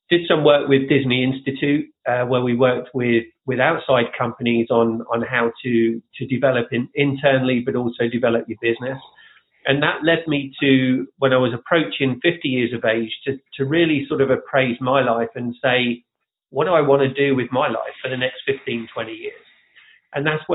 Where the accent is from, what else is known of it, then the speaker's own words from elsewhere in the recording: Leicester, East Midlands, United Kingdom; moved away as an adult; now in Orlando, United States; I am originally from Leicester in England